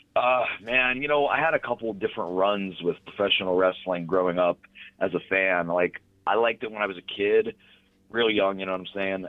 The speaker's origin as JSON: {"language": "English", "town": "Pittsburgh", "region": "Pennsylvania", "country": "United States", "said": "right here, Pittsburgh"}